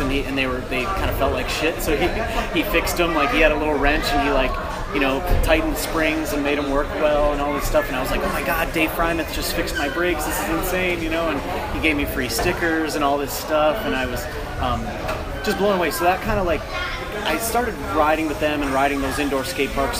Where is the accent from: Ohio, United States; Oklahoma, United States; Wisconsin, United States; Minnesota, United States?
Wisconsin, United States; moved away as an adult; also born or lived in Chicago, Illinois; now in Maryland, United States; I love Wisconsin to death. Like the uh, the people are amazing. It's, it was a great place to grow up